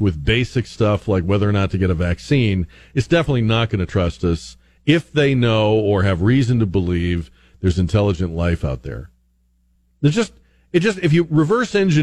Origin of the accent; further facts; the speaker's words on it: Northeast, United States; I'm from the Northeast